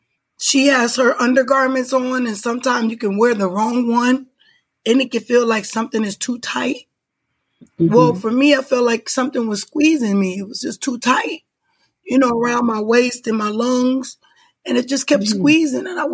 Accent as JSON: {"language": "English", "region": "Illinois", "country": "United States", "tie": "born or raised there", "said": "I was raised up in Illinois"}